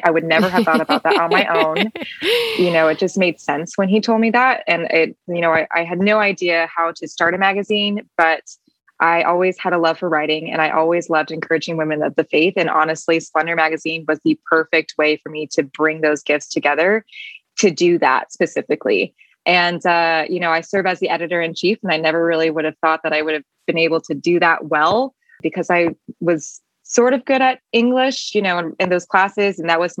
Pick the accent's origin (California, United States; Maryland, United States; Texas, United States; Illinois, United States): Illinois, United States; Peoria; also born or lived in Paris, France / Belgium / Detroit; I was born in Paris, lived in Belgium. So in Europe for a total of 8 years before we moved to Detroit, because my dad started working for Caterpillar and then led me to Peoria.